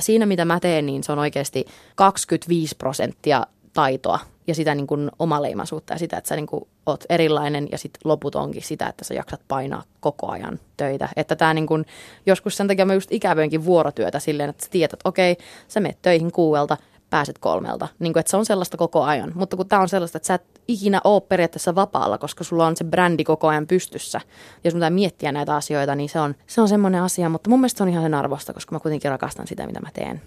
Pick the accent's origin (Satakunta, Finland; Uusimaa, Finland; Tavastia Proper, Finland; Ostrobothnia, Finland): Ostrobothnia, Finland; Jakobstad; first language English; Finnish is a second language; moved away as an adult; also born or lived in Texas, United States / United Kingdom; now in Los Angeles, United States; me muutettiin takaisin Suomeen, kun mä olin kuusi. Että tota, niin toisaalta oli se silloinkin hyvin erilainen, erilainen paikka. Että Pietarsaari oli semmoinen silloin omasta mielestäni hyvin tylsä paikkakunta, mutta – erittäin turvallinen kasvuympäristö